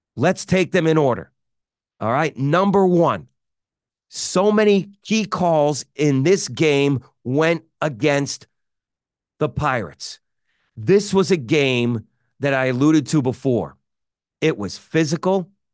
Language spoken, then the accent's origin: English; Connecticut, United States; I'm from Connecticut